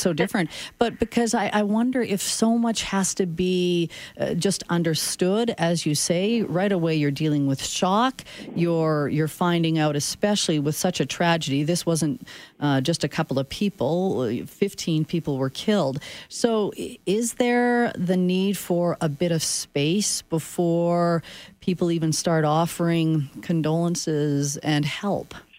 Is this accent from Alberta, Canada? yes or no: no; Saskatchewan, Canada; born or raised there; now in Calgary, Canada